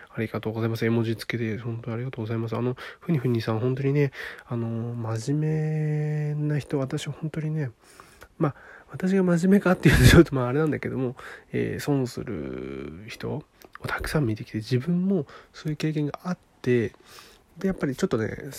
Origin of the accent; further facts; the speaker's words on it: Niigata, Japan; 出身地は新潟県ですね